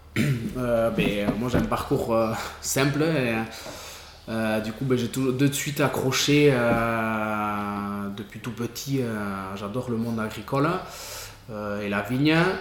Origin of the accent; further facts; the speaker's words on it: Irouléguy, Nouvelle-Aquitaine, France; je suis né ici, à Rechia